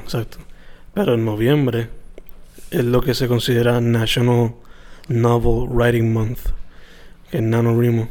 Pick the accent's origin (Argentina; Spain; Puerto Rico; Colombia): Puerto Rico; siendo latino y puertorriqueño